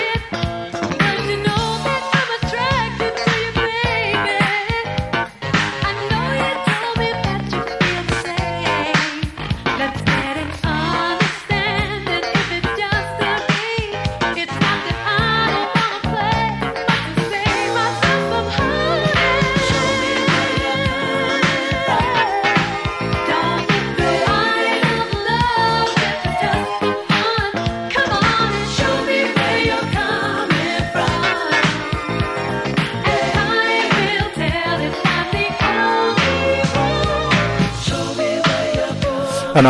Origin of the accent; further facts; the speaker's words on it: United Kingdom; we're British.